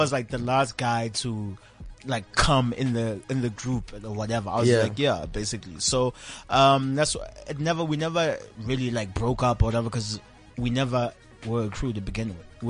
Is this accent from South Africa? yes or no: yes; Johannesburg, Gauteng, South Africa; I was born and raised basically in LX.